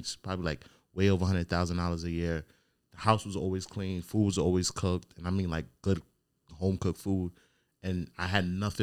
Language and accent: English; New York, United States; now in Virginia, United States; I'm from New York